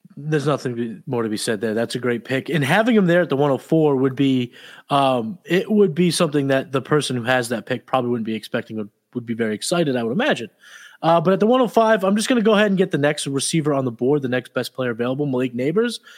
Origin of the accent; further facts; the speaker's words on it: New England, United States; I'm from New England